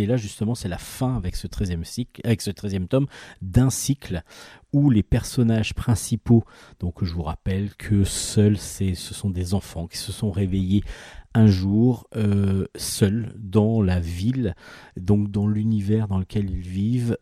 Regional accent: France; nous les Français

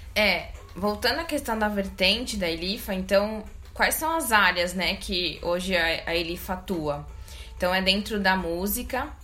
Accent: Brazil; Eu sou da Zona Sul

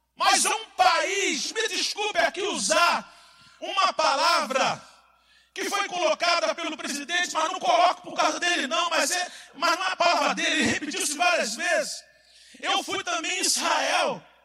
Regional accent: Brazil; Eu estou falando como brasileiro que sou e amo

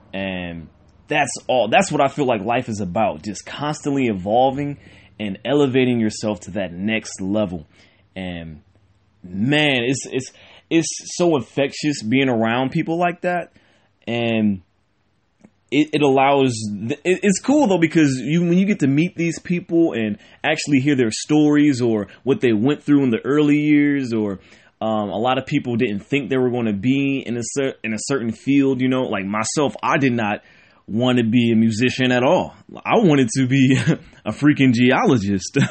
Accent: Cleveland, Ohio, United States; I'm born and raised in Cleveland, Ohio

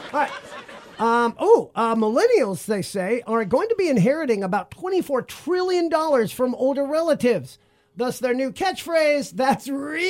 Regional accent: United States; Well, we're American.

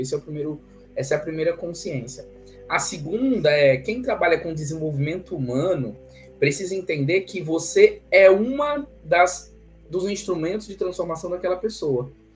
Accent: Ceará, Brazil; now in Campinas, Brazil; Eu sou cearense

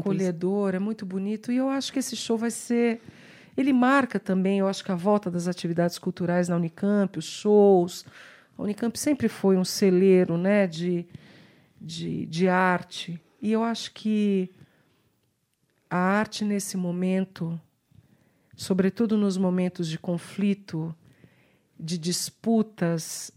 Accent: Brazil; enquanto brasileiros

